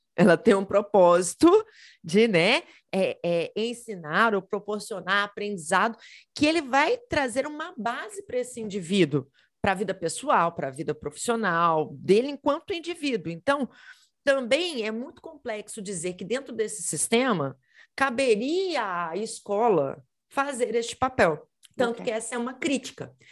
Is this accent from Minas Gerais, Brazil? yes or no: yes; Belo Horizonte, Minas Gerais, Brazil; eu sou de Belo Horizonte, Minas Gerais